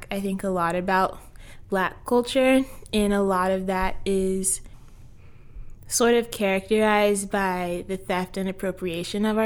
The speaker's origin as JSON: {"language": "English", "town": "Tacoma", "region": "Washington", "country": "United States", "tie": "born or raised there", "also_born_or_lived": "Federal Way, Washington", "said": "I'm from Tacoma"}